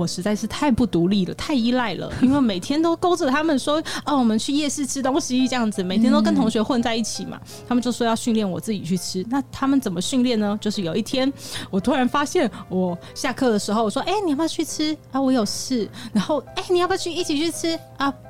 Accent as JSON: {"language": "Chinese", "region": "Taipei", "country": "Taiwan", "said": "然后我也是台北人"}